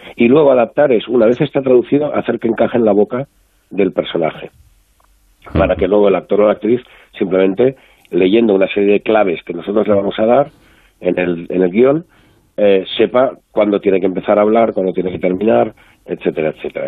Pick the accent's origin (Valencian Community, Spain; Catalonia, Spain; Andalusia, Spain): Catalonia, Spain; Barcelona; yo soy de Barcelona